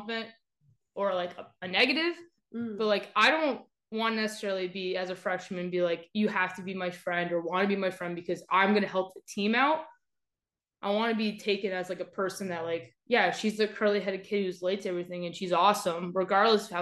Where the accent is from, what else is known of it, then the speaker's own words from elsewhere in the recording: Las Vegas, Nevada, United States; moved away; I'm from Vegas